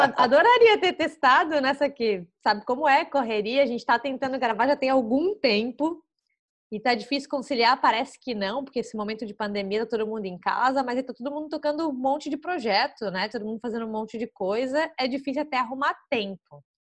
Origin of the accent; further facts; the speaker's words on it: Florianópolis, Santa Catarina, Brazil; sou de Floripa